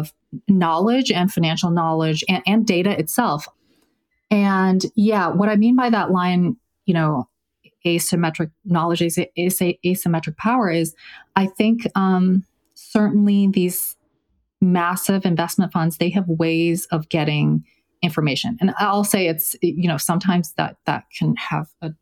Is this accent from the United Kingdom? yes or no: no; China; moved away; I was born in China, I speak Mandarin